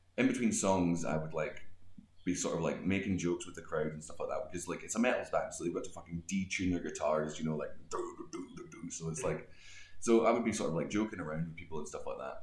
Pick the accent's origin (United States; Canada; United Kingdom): United Kingdom; Greenock, Scotland; moved away as an adult; now in Prague, Czech Republic; I'm from a, a, tiny town on the west coast of Scotland, which nobody knows. Like even people like 10 miles away don't know it. So I, I say I'm, i was born in a town called Greenock